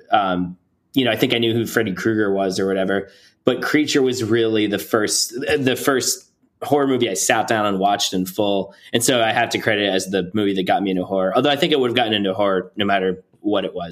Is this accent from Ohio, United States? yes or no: no; New Jersey, United States; We're all from New Jersey, and my parents met at the South Jersey Shore on the island where my grandparents lived.